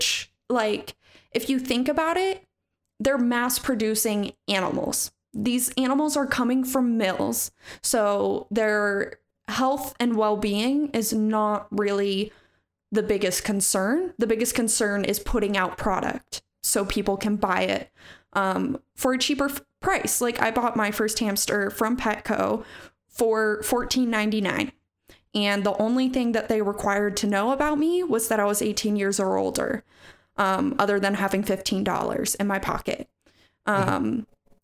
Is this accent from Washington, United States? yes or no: yes; Snohomish, Washington, United States; my hometown, fun fact, of Snohomish, Washington